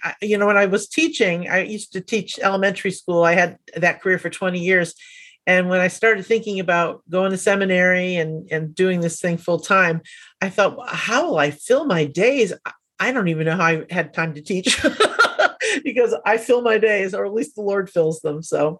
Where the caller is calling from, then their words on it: Annapolis, Maryland, United States; I'm just outside of Annapolis, Maryland.